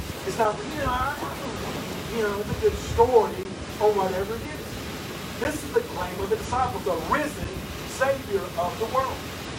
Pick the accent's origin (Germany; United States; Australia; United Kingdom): United States; Tennessee; born there; I was born in West Tennessee in America, and that kind of makes you a Christian automatically, doesn't it?